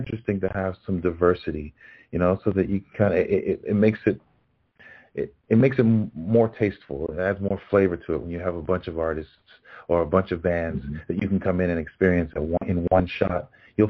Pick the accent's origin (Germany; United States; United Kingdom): United States; New York; also born or lived in Los Angeles; I'm originally from New York, and I'm rooting for my hometown Knicks